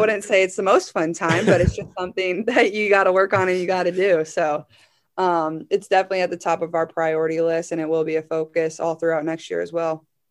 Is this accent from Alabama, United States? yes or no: no; Iowa, United States; I'm from Iowa